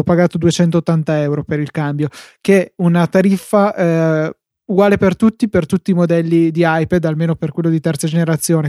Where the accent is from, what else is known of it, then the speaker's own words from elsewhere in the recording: Verona, Veneto, Italy; sono di Verona